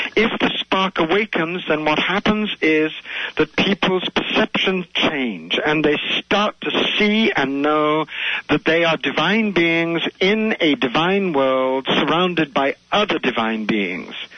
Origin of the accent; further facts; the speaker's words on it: India; I also have a deep, deep connection to India because I was born in India